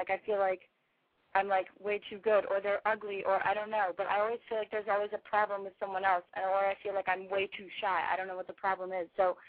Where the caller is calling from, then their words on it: Los Angeles, California, United States; Okay, I'm … I'm calling from Los Angeles, and I have a huge, problem with myself.